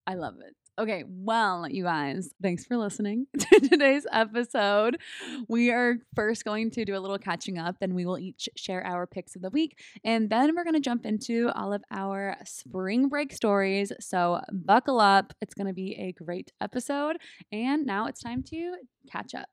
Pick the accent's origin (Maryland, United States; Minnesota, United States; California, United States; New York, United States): California, United States; moved away as an adult; also born or lived in Texas; now in San Diego, United States; come back to my home state